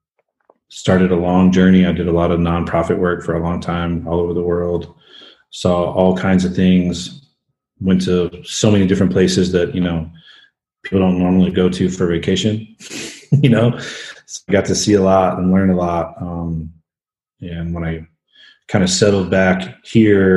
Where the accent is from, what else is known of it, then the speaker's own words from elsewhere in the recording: Tulsa, Oklahoma, United States; I'm originally from Tulsa, Oklahoma. Grew up a single mom scenario, pretty rough